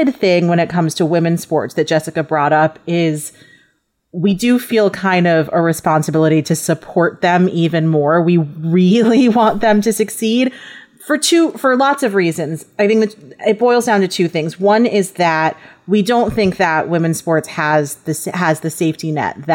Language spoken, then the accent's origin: English; New York, United States; moved away; also born or lived in Los Angeles; I'm from New York. I was living in Los Angeles